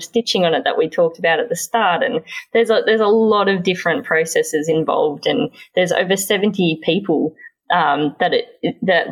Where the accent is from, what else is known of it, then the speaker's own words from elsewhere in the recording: Toolangi, Victoria, Australia; the home I grew up in Tulangi, in the State Forest of Victoria